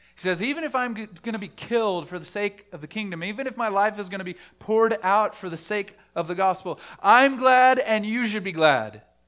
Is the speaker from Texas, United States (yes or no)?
yes; Dallas, Texas, United States; I grew up in the Bible Belt, the buckle of the Bible Belt, in Dallas, Fort Wor-, the Dallas, Fort Worth area